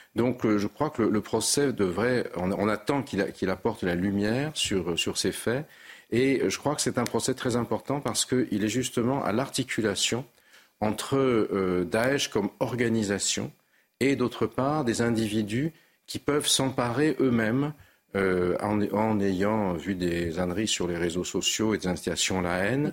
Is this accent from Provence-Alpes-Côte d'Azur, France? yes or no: yes; Nice, Provence-Alpes-Côte d'Azur, France; étant niçois